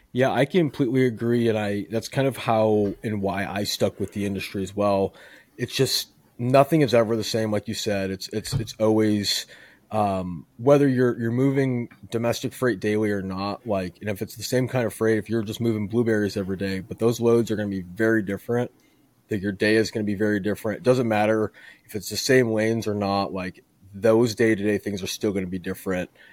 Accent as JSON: {"language": "English", "town": "Chicago", "region": "Illinois", "country": "United States", "moved": "yes", "lives_now": "Houston, United States", "said": "I'm originally from Chicagoland, so I, I, I'm used to the cold as well, but I moved to, uh, to Houston to escape it"}